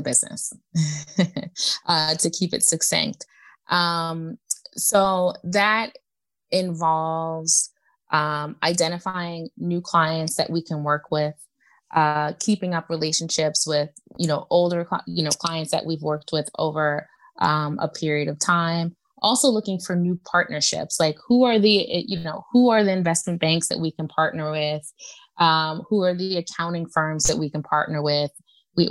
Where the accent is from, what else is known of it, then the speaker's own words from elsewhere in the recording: New York, United States; I'm from New York